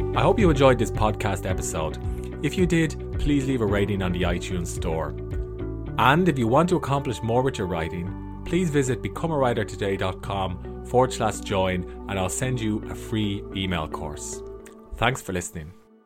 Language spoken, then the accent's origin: English; Ireland; I'm an author from Ireland